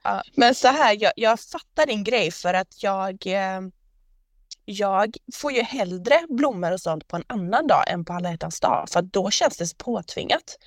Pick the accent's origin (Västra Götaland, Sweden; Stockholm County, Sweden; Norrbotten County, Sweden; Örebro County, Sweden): Västra Götaland, Sweden; Gothenburg; accent: göteborgska; jag pratar göteborgska